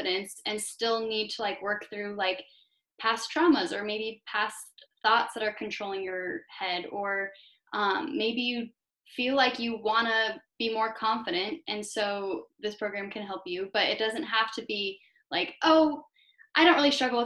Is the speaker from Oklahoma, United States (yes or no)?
no; Greeley, Colorado, United States; I was born in Greeley, Colorado